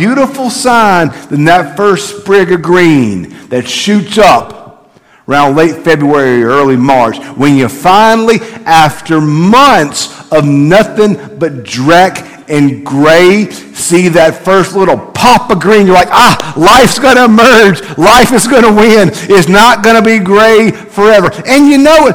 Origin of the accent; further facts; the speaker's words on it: Bogue Chitto, Mississippi, United States; moved away; I'm from Lincoln County. I'm from Bogachita.